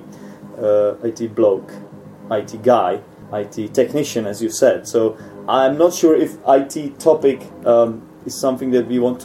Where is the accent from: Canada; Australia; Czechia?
Czechia; English is a second language; you are my countryman, so it doesn't make much sense talking to each other in English here.